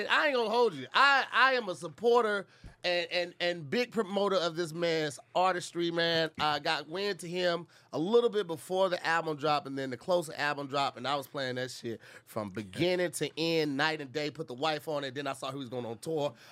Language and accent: English; Los Angeles, California, United States; Born and raised, man. I'm from Watts.